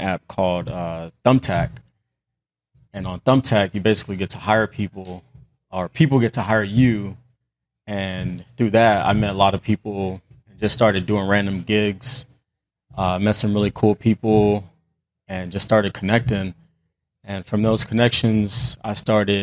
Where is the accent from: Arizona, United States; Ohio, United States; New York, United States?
Arizona, United States; Phoenix; I am from Phoenix, Arizona